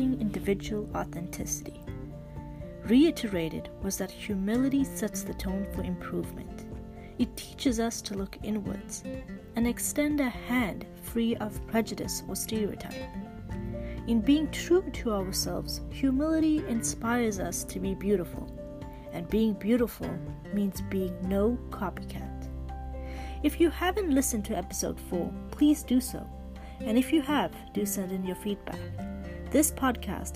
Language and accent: English; Canada; I'm a Canadian medical student